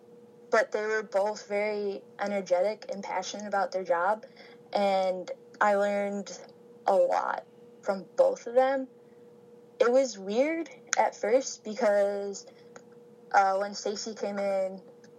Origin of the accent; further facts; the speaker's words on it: Fairport, New York, United States; moved away as an adult; also born or lived in Cortland, New York; now in Owensboro, United States; I grew up in Rochester, which is right between Buffalo and Syracuse